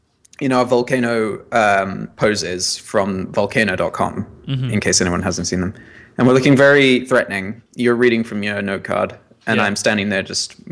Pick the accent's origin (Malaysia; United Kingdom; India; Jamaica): United Kingdom; England; now in New York, United States; we're British.